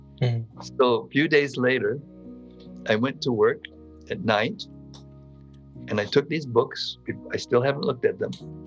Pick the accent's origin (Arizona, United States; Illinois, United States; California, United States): California, United States; Northern; So we were Northern California boys. We grew up together in Northern California, small town.